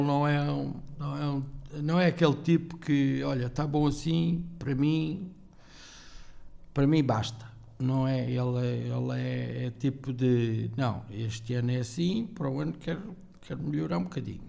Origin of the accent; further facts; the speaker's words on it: Torres, Portugal; also born or lived in Angola / Switzerland; eu sou o que sou porque se calhar nunca saí de Torres